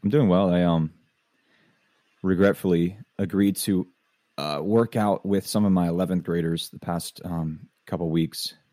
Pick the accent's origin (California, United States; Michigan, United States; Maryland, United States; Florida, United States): Florida, United States; I grew up in Florida